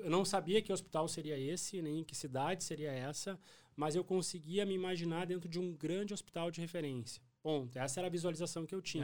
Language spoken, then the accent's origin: Portuguese; Cachoeira do Sul, Rio Grande do Sul, Brazil; moved away as an adult; also born or lived in Porto Alegre; now in Santa Maria, Brazil; eu sou natural de Cachoeira do Sul